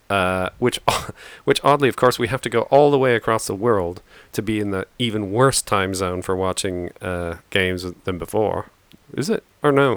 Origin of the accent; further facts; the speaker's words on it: Stratford, Ontario, Canada; now in United Kingdom; very near where I grew up in Stratford